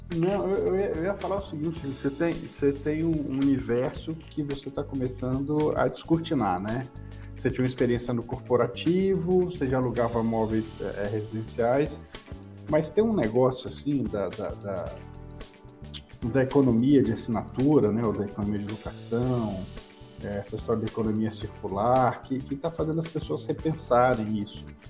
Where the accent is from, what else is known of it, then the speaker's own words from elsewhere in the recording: Espírito Santo, Brazil; moved away as an adult; now in São Paulo, Brazil; quando eu fui morar em São Paulo, eu preciso disso aqui, eu sou do Espírito Santo